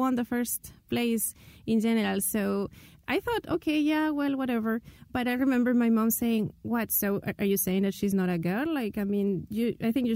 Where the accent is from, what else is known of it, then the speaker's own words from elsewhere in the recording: Lima, Peru; I'm from Lima, Peru, the capital city